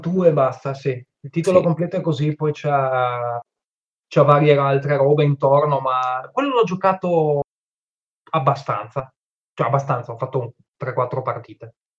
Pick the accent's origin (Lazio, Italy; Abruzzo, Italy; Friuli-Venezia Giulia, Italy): Friuli-Venezia Giulia, Italy; son friulano